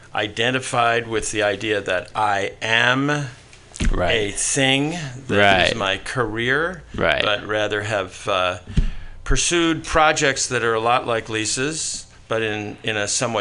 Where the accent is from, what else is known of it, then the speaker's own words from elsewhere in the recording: New York, United States; I grew up in New York with my parents, no brothers and sisters